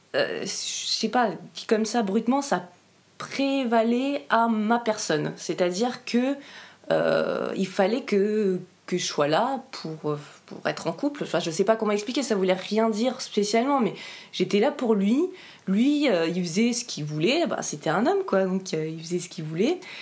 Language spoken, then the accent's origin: French; Briançon, Provence-Alpes-Côte d'Azur, France; J'ai grandi à Briançon. Donc à Briançon, c'est dans les, dans les Hautes-Alpes.